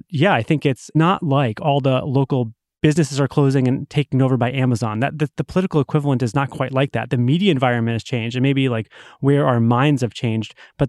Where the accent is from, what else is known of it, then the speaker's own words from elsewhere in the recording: Massachusetts, United States; So, you know, take my home state of Massachusetts. We have a very popular Republican governor.